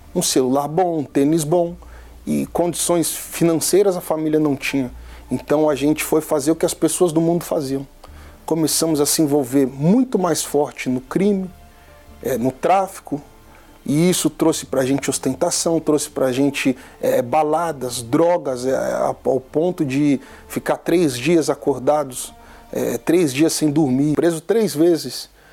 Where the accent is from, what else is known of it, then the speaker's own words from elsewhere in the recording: São Paulo, Brazil; Eu tenho 29 anos, sou natural de São Paulo